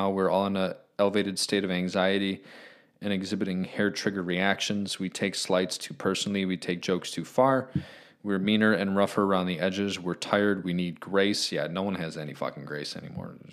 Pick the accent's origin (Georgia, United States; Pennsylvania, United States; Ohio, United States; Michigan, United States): Pennsylvania, United States; Philadelphia; I'm from Philly. My parents went to Overbrook High School when he attended.